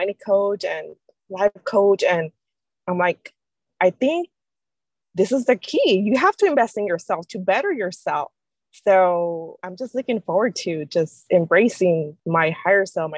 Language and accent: English; Mexico; moved away; I'm from Mexico